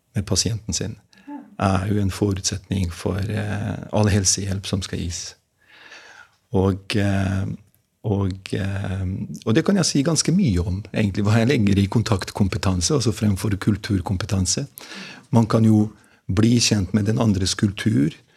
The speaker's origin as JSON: {"language": "Norwegian", "town": "Mostar", "region": "Federation of Bosnia and Herzegovina", "country": "Bosnia & Herzegovina", "tie": "born or raised there", "also_born_or_lived": "Gjøvik, Norway", "second_language": "Norwegian", "moved": "as an adult", "lives_now": "Norway", "said": "jeg er født og oppvokst i Bosnia-Hercegovina. Og jeg kom til Norge da jeg var 18 år gammel som krigsflyktning"}